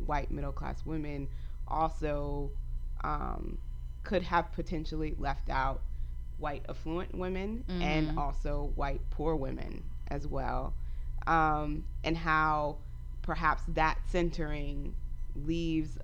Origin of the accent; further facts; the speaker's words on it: the South, United States; moved away as an adult; also born or lived in Texas / North Carolina; I grew up in the South. I grew up between Texas and North Carolina, and I've lived in different parts of the country as an adult.